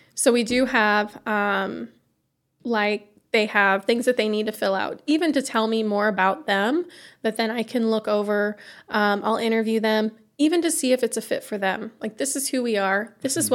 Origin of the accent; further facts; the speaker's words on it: Iowa, United States; moved away as an adult; now in Pontiac, United States; we're from Iowa